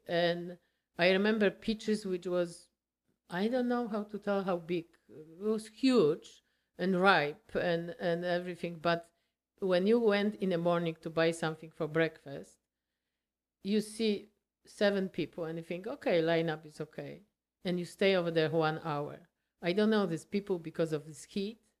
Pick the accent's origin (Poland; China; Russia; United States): Poland; English is a second language; moved away as an adult; now in Canada; we are from Poland